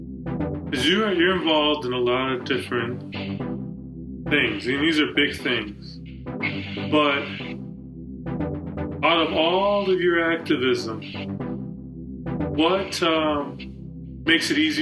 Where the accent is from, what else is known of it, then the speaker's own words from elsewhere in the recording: Wisconsin, United States; I grew up in Wisconsin.